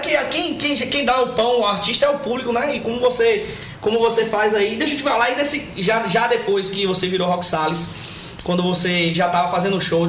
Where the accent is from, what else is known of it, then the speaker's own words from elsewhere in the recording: Feira de Santana, Bahia, Brazil; pelo que eu, tempo que eu conheço de Feira de Santana, do tempo que eu, que eu fui criado, nasci criado aqui